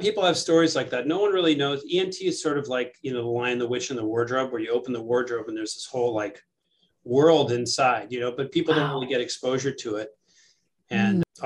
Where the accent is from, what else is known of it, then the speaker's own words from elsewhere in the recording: New York City, New York, United States; moved away as an adult; now in Madison, United States; I grew up in New York City, uh, ah. uh, right in the heart of Manhattan